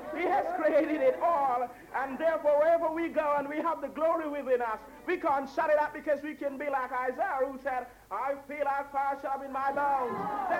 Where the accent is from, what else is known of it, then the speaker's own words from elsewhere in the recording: Jamaica; moved away; I am a foreigner, as you will notice. I'm from Jamaica.